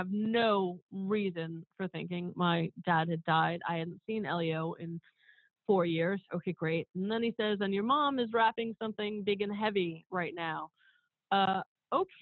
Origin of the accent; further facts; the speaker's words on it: New York City, New York, United States; I grew up in Woodhaven, Queens